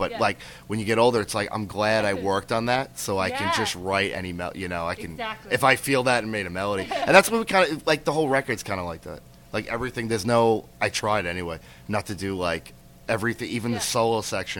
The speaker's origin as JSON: {"language": "English", "region": "New York", "country": "United States", "said": "I'm from here in New York."}